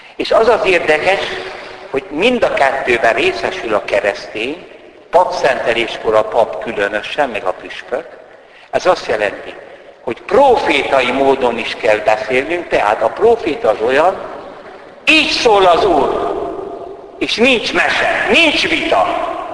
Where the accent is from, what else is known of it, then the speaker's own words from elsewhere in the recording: Hungary; Siolgárban, szülőfalumban